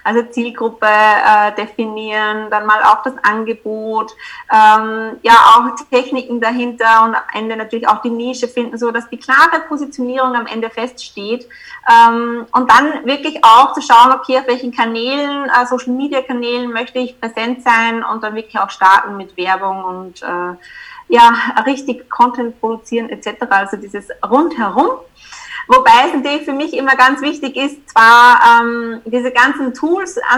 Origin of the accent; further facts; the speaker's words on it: Upper Austria, Austria; ich komme aus Österreich, ähm, genauer gesagt aus Oberösterreich.